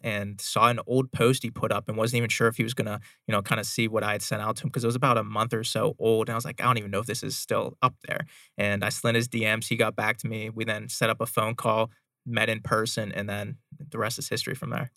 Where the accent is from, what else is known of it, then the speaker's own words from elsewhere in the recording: Pittsburgh, Pennsylvania, United States; moved away as an adult; now in Arizona, United States; I was born and raised in Pittsburgh, Pennsylvania